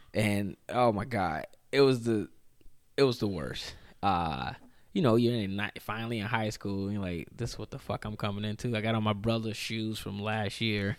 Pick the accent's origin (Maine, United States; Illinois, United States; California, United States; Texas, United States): Illinois, United States; Chicago; moved away; also born or lived in Winona; growing up in Chicago